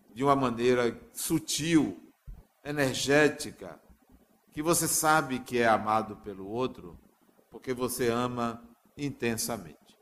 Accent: Acajutiba, Bahia, Brazil; numa cidade do interior chamada Acajutiba, onde eu nasci

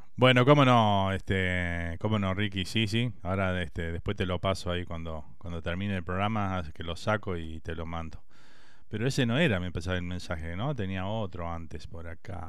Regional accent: Uruguay; now in Miami, United States

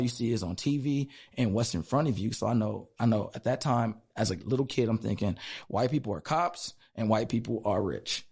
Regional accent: Los Angeles, California, United States; moved away as an adult; also born or lived in Tokyo; now in Spokane, United States; I'm from from Los Angeles, from the LA, I'm from the East Side

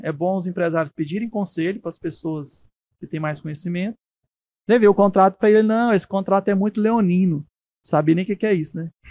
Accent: Brazil; eu sou feliz de ser brasileiro, adoro meu país

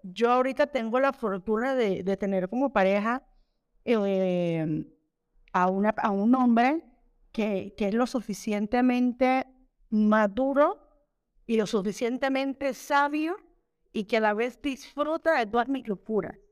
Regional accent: Colón, Panama; moved away as an adult; also born or lived in Mexico; uno viene con la mentalidad de Panamá que somos un poquito más abiertos

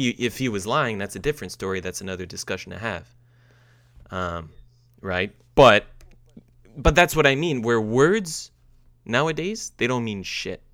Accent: Canada; I'm proud to say as a Canadian

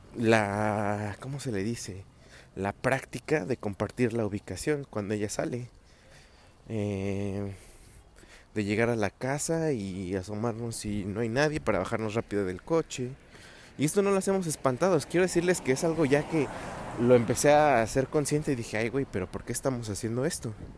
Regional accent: State of Mexico, Mexico

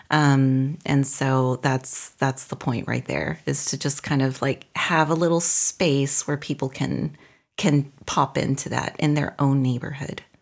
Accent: North, Mexico; also born or lived in Brussels / Austin, Texas; now in Belgium; before that, I lived in Brussels, and before that, I lived in Austin, Texas. And before that, I'm from Mexico, from the north of Mexico.

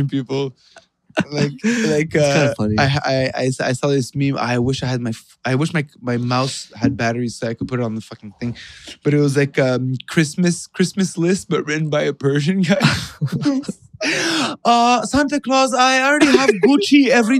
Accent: Montreal, Quebec, Canada; I grew up in Montreal

